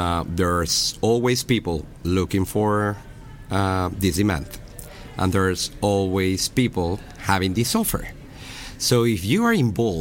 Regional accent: Mexico; I was raised and born in Mexico 33 years ago

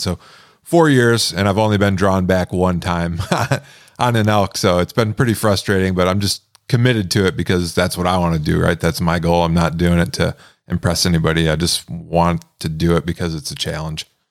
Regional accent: Michigan, United States; moved away as an adult; now in Montana, United States; I'm actually from Michigan originally. I lived most of my life there

